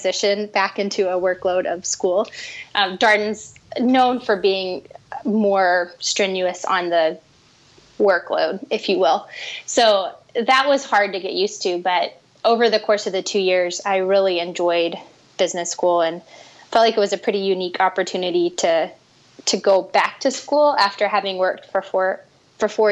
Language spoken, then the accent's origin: English; Chattanooga, Tennessee, United States; moved away as an adult; also born or lived in Wheaton, Illinois / Pennsylvania / Charlottesville, Virginia; now in Atlanta, United States; I'm originally from Chattanooga, Tennessee, and spent about 10 years outside of the South after high school.